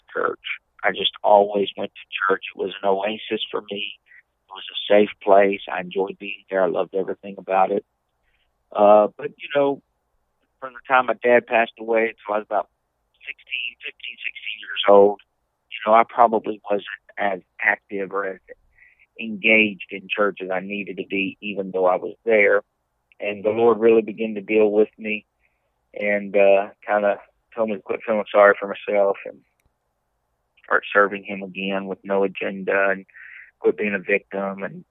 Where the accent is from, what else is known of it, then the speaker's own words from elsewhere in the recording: Leesville, Louisiana, United States; I grew up in Leesville, Louisiana, which is about 45 miles dead west of Alexandria